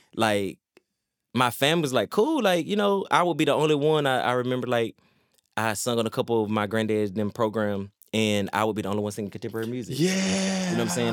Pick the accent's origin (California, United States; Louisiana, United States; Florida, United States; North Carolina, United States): North Carolina, United States; Laurinburg; Laurinburg, North Carolina